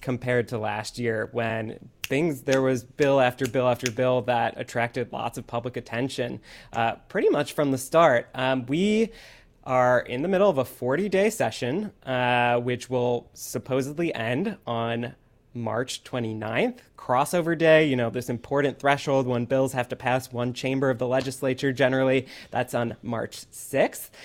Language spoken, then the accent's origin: English; Detroit, Michigan, United States; born or raised there; now in Atlanta, United States